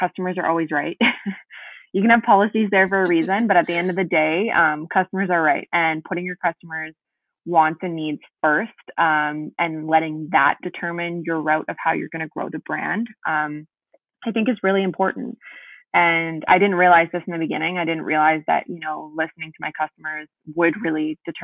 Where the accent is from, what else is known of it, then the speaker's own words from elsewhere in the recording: East Coast, Canada; moved away as an adult; also born or lived in Ottawa; I'm going back to the East Coast, okay. Where I'm primarily from